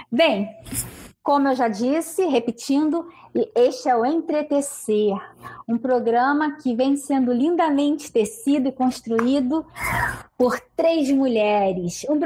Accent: Rio de Janeiro, Brazil; sou do Rio de Janeiro, estou aqui nesse calorão que hoje está fazendo calor aqui.

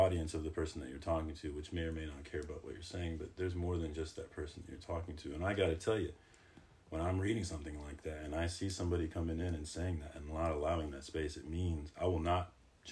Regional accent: Winfield, Kansas, United States; also born or lived in Detroit; I'm from Winfield, Kansas, so I've been a token quite a bit.

